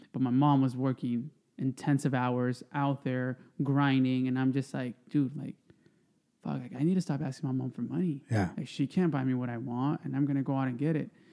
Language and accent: English; Stockton, California, United States; moved away as an adult; now in Oxnard, United States; I grew up in Stockton